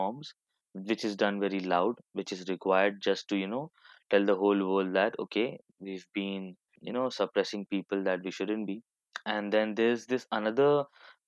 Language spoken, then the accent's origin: English; Hyderabad, Telangana, India; moved away as an adult; now in Canada; I'm from Hyderabad, born and brought up there